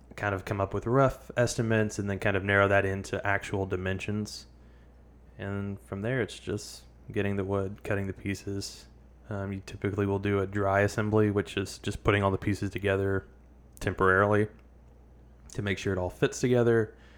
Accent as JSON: {"language": "English", "area": "the Bible Belt", "region": "the South", "country": "United States", "tie": "born or raised there", "said": "Growing up in the South, the Bible Belt"}